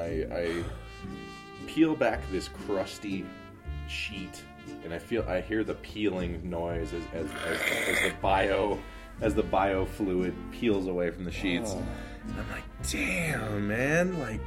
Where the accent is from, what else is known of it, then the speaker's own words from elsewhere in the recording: Chicago, Illinois, United States; So I grew up in Chicago South Side.